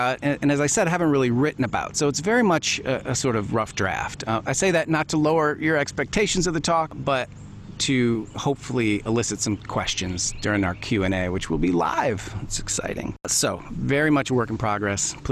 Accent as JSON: {"language": "English", "region": "Michigan", "country": "United States", "tie": "born or raised there", "also_born_or_lived": "Indiana", "moved": "as an adult", "said": "I grew up in Michigan in a small city, and then I went to college in Indiana"}